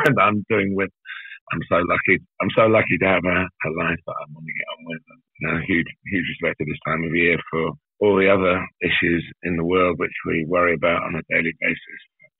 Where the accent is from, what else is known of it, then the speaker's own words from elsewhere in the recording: Australia; now in United Kingdom; being Australian in our Premier League over here isn't quite seen as it just happens to be Australian.